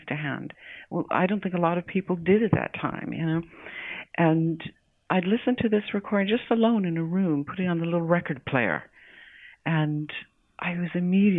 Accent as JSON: {"language": "English", "town": "Detroit", "region": "Michigan", "country": "United States", "tie": "born or raised there", "said": "born in Detroit, Michigan, and that's where I grew up"}